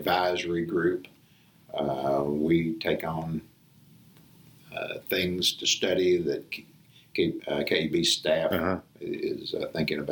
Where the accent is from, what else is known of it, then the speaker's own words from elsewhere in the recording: El Dorado, Arkansas, United States; now in Little Rock, United States; I'm from Alvarado.